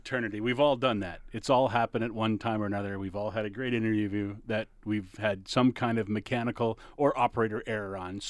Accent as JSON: {"language": "English", "region": "Ontario", "country": "Canada", "tie": "born or raised there", "moved": "yes", "said": "When I grew up kind of in Ontario for a while"}